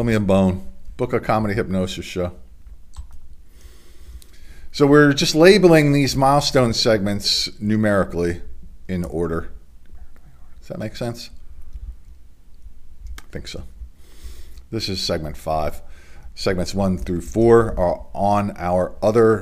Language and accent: English; Delaware, United States; my home state of Delaware